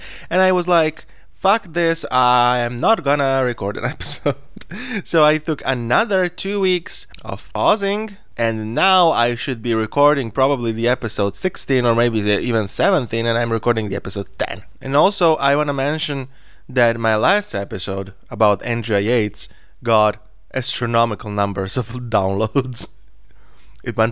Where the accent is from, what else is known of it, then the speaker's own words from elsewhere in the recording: Smederevo, Podunavlje District, Serbia; English is a second language; in my hometown